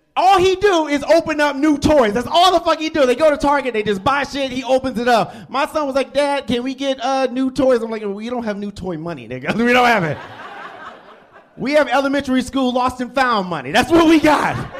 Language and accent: English; Detroit, Michigan, United States; now in Lake Mills, United States; I'm originally from Detroit, Michigan